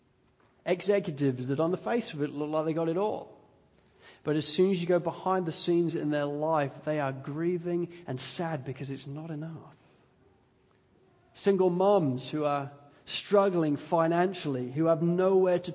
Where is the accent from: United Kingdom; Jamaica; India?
United Kingdom; England; moved away; also born or lived in Wales; I'm English